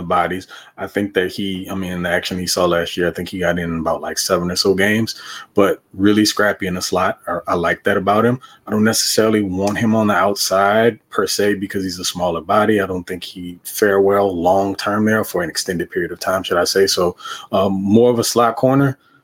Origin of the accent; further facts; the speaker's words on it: Louisiana, United States; I'm from Louisiana